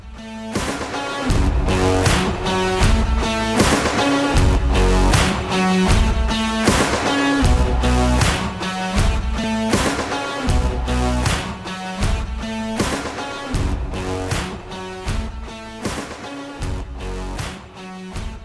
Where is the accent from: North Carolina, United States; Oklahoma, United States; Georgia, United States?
Oklahoma, United States; I grew up in Oklahoma